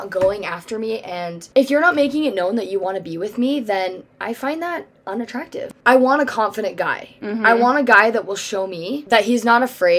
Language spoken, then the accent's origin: English; Michigan, United States; Oh, I'm from Michigan.